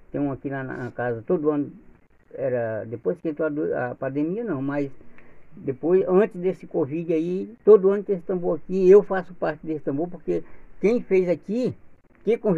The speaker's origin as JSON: {"language": "Portuguese", "town": "Quilombo Rampa", "region": "Maranhão", "country": "Brazil", "tie": "born or raised there", "said": "eu tenho um orgulho eu participar de, desse, Quilombo Rampa, porque eu, foi onde eu nasci, me criei, tem a história da rampa mesmo"}